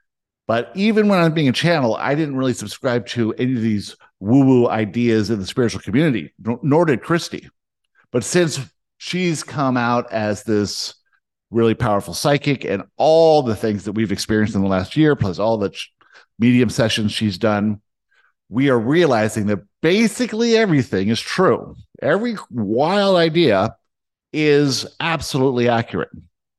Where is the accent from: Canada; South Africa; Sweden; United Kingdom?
South Africa; born there; I was born in South Africa.